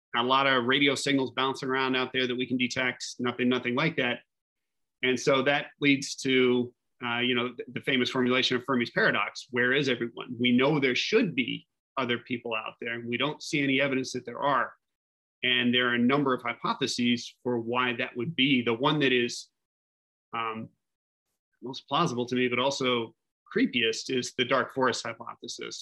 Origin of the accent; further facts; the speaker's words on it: Fairmont, West Virginia, United States; now in New York, United States; I grew up in a, in the woods in West Virginia